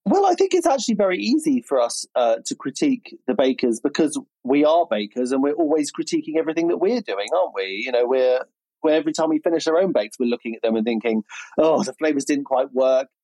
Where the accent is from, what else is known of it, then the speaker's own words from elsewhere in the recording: Berkshire, South East England, United Kingdom; accent: nice middle class southern accent; Reading accent; I grew up in Berkshire, and my family speak in a relatively you know, for the area, a relatively posh way